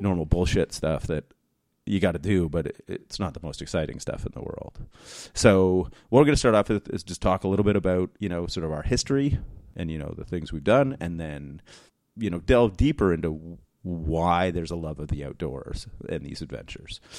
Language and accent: English; New Brunswick, Canada; we lived in, like, rural New Brunswick, Um, it's where I was raised